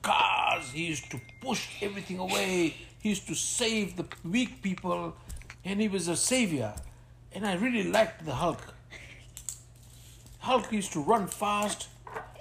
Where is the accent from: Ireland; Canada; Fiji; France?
Fiji; Ba, Western Division; now in Sydney, Australia; I was born in Fiji, and I grew up in Fiji in a place called Ba.